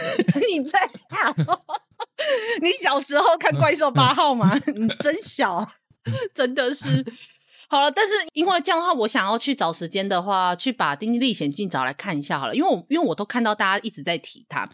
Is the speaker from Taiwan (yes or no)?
yes; Taiwan; 我们台湾人